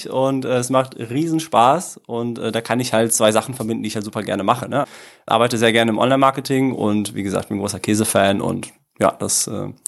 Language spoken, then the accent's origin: German; Italy; now in Dortmund, Germany; Ähm, ich äh, komme ursprünglich, also ganz ursprünglich aus Italien. Also meine Eltern kommen beide aus Süditalien, sehr schön, aber ähm, ich lebe doch lieber äh, in Deutschland. Äh, bin mittlerweile seit 25 Jahren hier, komme aus äh, Dortmund